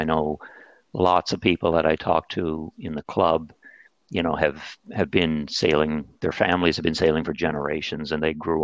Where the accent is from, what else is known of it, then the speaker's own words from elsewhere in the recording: St. John's, Newfoundland and Labrador, Canada; moved away; I was born and raised in St. John's, Newfoundland